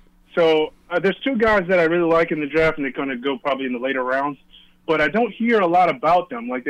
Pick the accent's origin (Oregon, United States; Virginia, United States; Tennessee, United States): Virginia, United States; I'm from Virginia